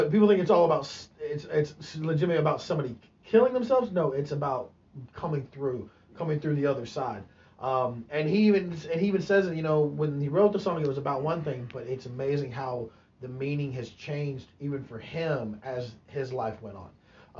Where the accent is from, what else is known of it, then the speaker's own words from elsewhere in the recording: Atlanta, Georgia, United States; now in Oklahoma, United States; in Atlanta, which is my hometown